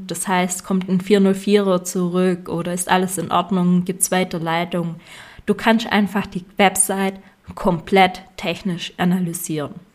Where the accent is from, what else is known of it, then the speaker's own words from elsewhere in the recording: Swabia, Germany; Und ich als Schwabe empfehle dir Lifetime-Version